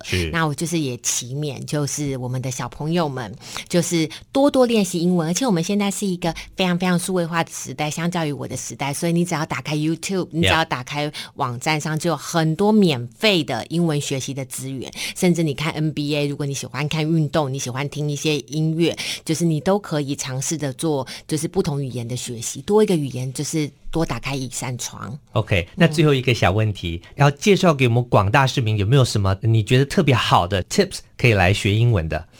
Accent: Taipei, Taiwan; 我是土生土长的台湾人，嗯，台北人，在台北求学。我其实小学、国中、高中、大学都在台北市的界限范围内，哈，都没有都没有出过台北市。

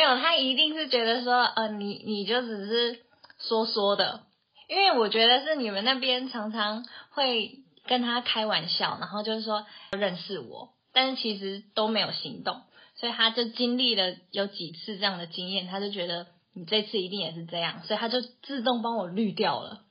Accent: Taoyuan, Taiwan; moved away as an adult; now in Tainan, Taiwan; 我就是从小到大都土生土长在桃园生活的一个桃园人。就是国小、国中到大学出社会都一直在桃园生活，直到去年结婚才搬来台南

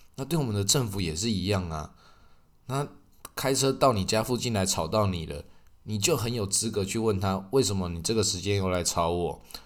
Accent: Taiwan; 那我们台湾人

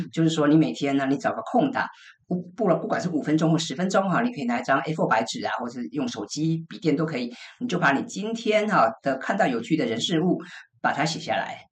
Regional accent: Taiwan; 我们台湾人

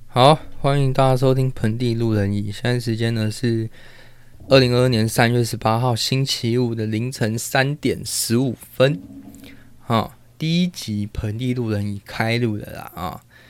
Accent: Taiwan; first language Taiwanese Hokkien; Chinese is a second language; now in Taipei, Taiwan; 我是自细汉咧做囡仔的时阵就是讲台语大汉的

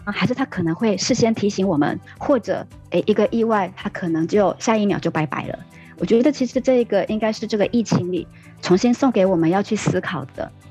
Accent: Taiwan; 我是客家人

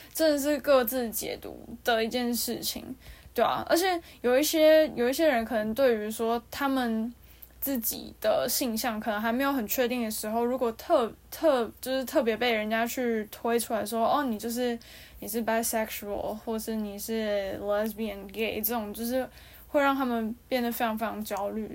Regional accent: Taiwan; 我们，就是台湾这边

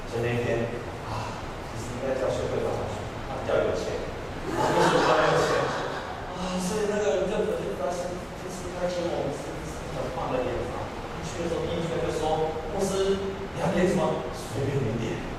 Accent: Taiwan; 我们在地上，我们是一个台湾人。

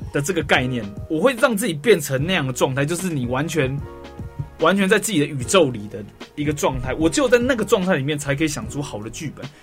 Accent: Taiwan; 跟我们台湾的歌手

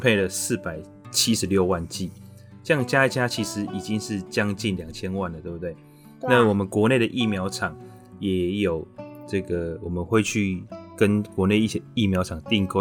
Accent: Taiwan; 我们台湾人其实对医疗专业其实是很， 很信任的

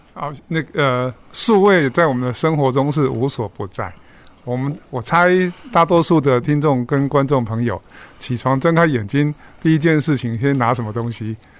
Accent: Kaohsiung, Taiwan; also born or lived in northern Taiwan; 在我二十六岁 回到高雄的时候，我是高雄人啊

